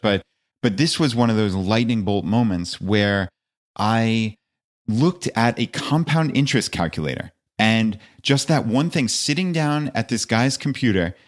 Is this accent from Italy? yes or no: no; outside of New York City, United States; moved away as an adult; also born or lived in Long Island; now in Virginia, United States; I actually live in Virginia, uh, though I grew up outside of New York City and lived most of my life there